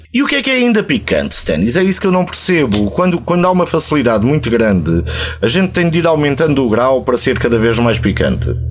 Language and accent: Portuguese; Alentejo, Portugal; moved away; also born or lived in Lisbon; tu que como eu somos alentejanos e que conhecemos a terra e a terra do Alentejo